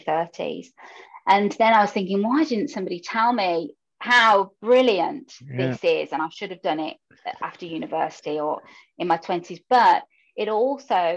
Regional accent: Birmingham, West Midlands, United Kingdom; first language English; now in Netherlands; you can hear from my voice that I'm from the UK and Birmingham specifically, if anybody's from there. And English, therefore, is my first language and native language.

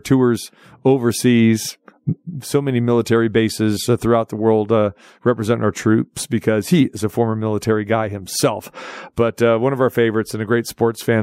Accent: Sacramento, California, United States; moved away; Sac Town, my hometown, Sacramento

